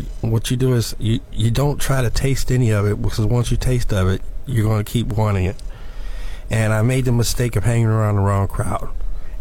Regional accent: Chicago, Illinois, United States; now in Florida, United States; I'm from Chicago.

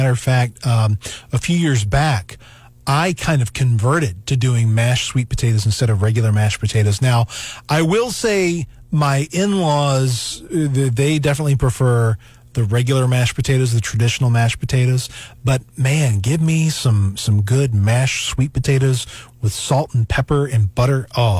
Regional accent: the South, United States; And you know, I grew up in the South. And green bean casserole was a big thing where I grew up.

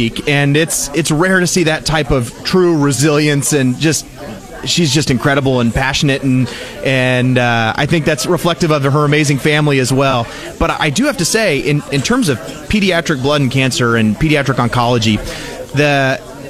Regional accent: Jefferson City, Missouri, United States; I grew up in Jefferson City, just down the road

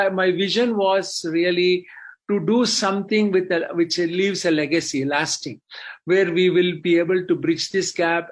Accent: India; moved away as an adult; now in United States; I grew up in India, I immigrated to United States in 1975 with the intention of doing higher studies in medicine.

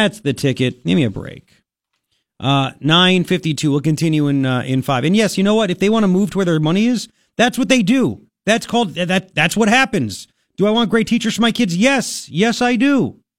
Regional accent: Long Island, New York, United States; I grew up on Long Island. Taxes are out the wazoo.

